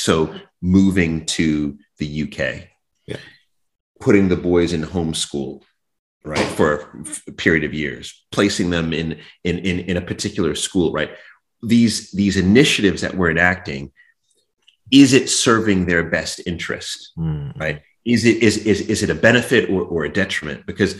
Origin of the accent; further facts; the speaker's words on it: Jamaica; I had, you know, I'm Jamaican, you know, Caribbean.